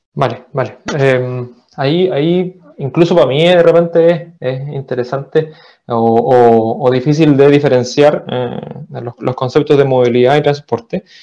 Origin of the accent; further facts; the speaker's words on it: Chile; also born or lived in Viña del Mar / Valparaíso; soy chileno, vivo en Viña.